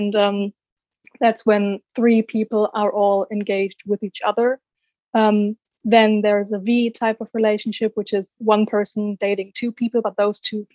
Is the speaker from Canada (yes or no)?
no; Germany; I'm from Germany, as you said, and I'm 23 years old